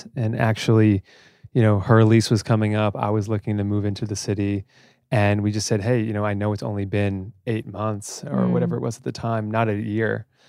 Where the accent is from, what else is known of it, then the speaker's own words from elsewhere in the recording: White Plains, New York, United States; now in New York City, United States; I'm a New Yorker, but just north, I guess you'd call it upstate, from Westchester. Born and raised in White Plains, New York.